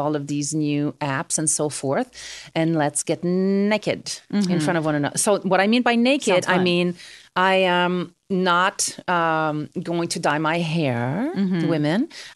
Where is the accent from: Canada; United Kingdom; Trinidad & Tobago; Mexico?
Canada; I'm Canadian